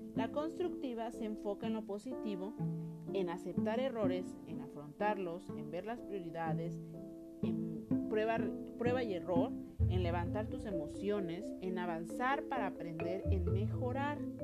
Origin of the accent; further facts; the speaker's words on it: Mexico; como buen mexicano